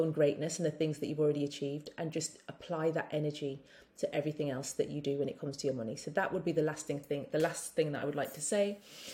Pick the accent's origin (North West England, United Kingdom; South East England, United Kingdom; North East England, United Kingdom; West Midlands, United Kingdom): West Midlands, United Kingdom; Birmingham; also born or lived in London; now in St. Kitts, Saint Kitts and Nevis; being a Brummie